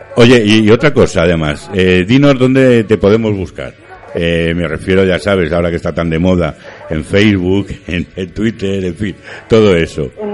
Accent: Madrid, Community of Madrid, Spain; soy de Vallecas

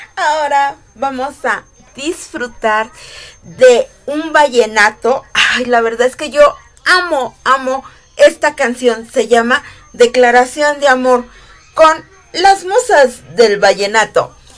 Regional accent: Morelos, Mexico; con mis raíces, el estado de Morelos

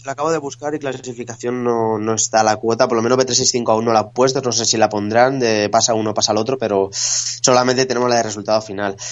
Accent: Spain; como españoles pues vamos a apoyar a nuestra selección

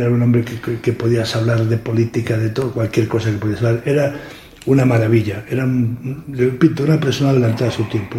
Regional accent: Candás, Asturias, Spain; moved away as an adult; also born or lived in Madrid / Gijón; Yo soy de Candás

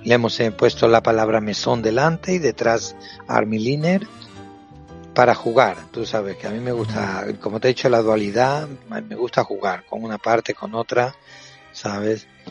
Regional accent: Cáceres, Extremadura, Spain; moved away as an adult; also born or lived in Brozas; now in Seville, Spain; nací en Cáceres, pero mm, provengo de mi familia proviene de un pueblo muy muy bonito que se llama Brozas

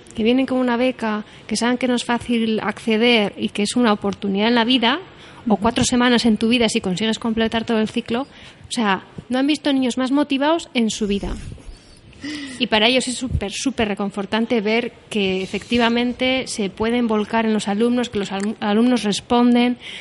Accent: Bilbao, Basque Country, Spain; Somos de Bilbao

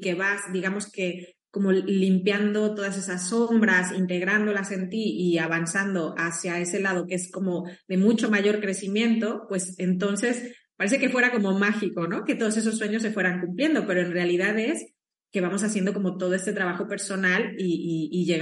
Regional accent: Mexico; now in Spain; Eh, yo soy mexicana, estoy en España, pero soy mexicana

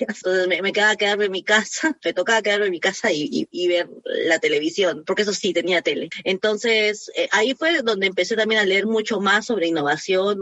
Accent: Arequipa, Peru; moved away as an adult; also born or lived in Lima; Yo soy de Arequipa, al, sur del Perú

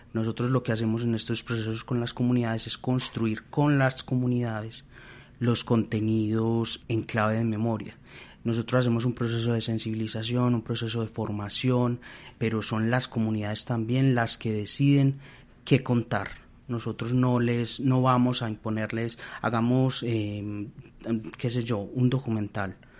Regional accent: Colombia; nosotros como colombianos tenemos unas memorias colectivas

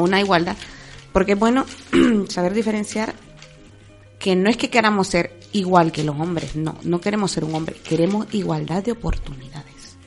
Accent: Honduras; moved away as an adult; now in Spain; Dejar mi vida yo en Honduras y venirme para España

